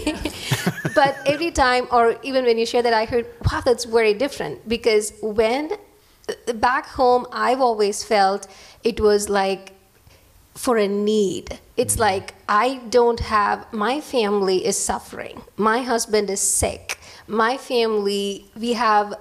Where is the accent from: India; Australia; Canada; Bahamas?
India; English is a second language; moved away